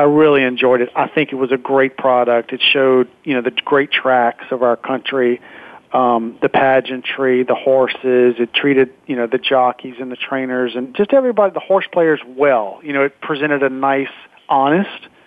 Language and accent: English; Baton Rouge, Louisiana, United States; I'm from Baton Rouge.